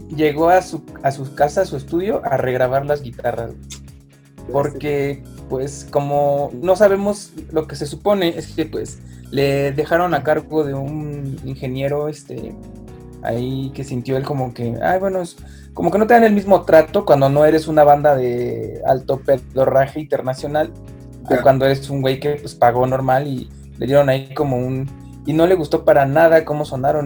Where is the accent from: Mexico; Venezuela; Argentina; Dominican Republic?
Mexico; Mexico City; yo como soy de originario del DF